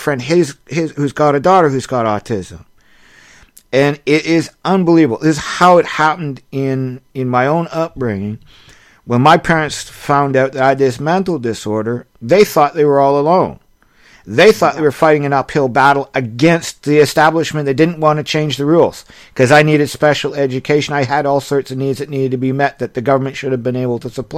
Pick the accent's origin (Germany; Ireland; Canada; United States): Canada; I'm a Canadian